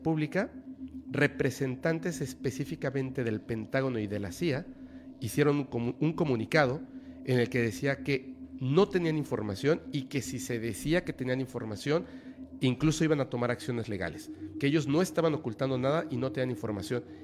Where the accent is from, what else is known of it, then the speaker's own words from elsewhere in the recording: Mexico; para nosotros como mexicanos